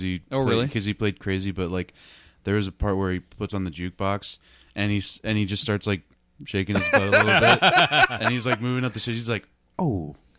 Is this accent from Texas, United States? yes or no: no; Iowa, United States; I'm from Iowa.